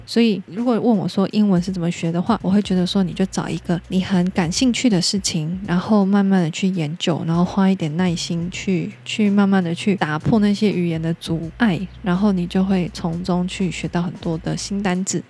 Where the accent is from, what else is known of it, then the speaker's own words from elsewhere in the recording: the mountains of Kaohsiung, Taiwan; first language Taiwanese Hokkien; 我是在高雄的深山，就是很远的一个地方，在那边出生长大的。那我们家是长台语长大的